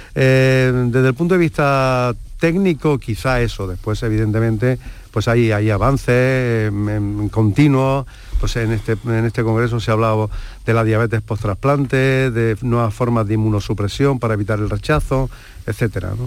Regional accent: Andalusia, Spain; somos andaluces

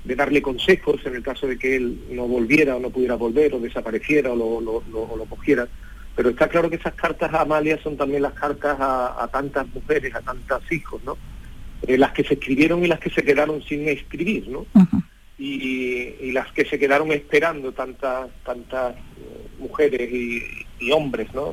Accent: Seville, Andalusia, Spain; nosotros somos sevillanos

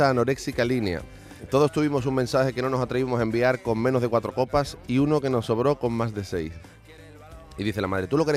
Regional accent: Isla Cristina, Andalusia, Spain; born or raised there; also born or lived in Mérida / Madrid; now in Seville, Spain

